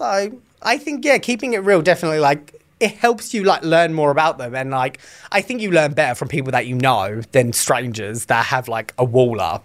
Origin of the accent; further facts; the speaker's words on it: England, United Kingdom; moved away as an adult; now in United States; I'm from England